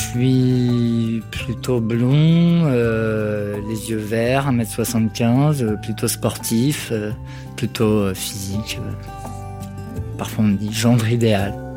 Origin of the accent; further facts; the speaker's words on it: Rouen, Normandy, France; now in Paris, France; je suis née à Rouen, euh, je vis à Paris depuis une quinzaine d'années